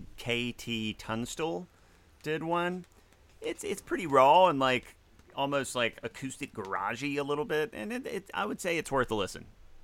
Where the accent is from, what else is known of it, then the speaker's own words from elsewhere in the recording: Mississippi, United States; I'm from Mississippi.